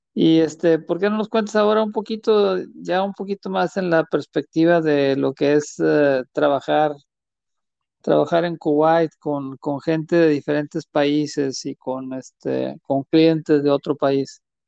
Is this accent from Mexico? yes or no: yes; Mexico